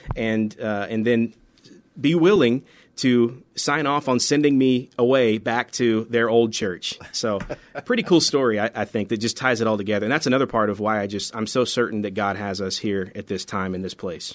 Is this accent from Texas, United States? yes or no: no; central Florida, United States; moved away as an adult; also born or lived in Bristol, Tennessee / Memphis, Tennessee / Colorado; now in San Antonio, United States; most of my, uh, real childhood, high school, college was in Florida, in, uh, central Florida